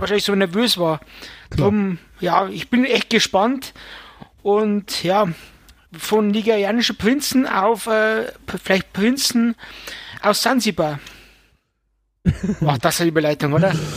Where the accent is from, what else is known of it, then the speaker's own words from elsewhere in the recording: Bavaria, Germany; es kommt ja bald die Stadezeit, wie es bei uns in Bayern heißt